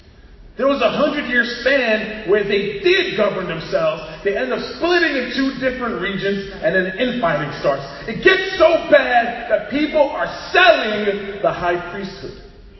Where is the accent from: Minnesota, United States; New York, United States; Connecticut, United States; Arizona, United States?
New York, United States; Queens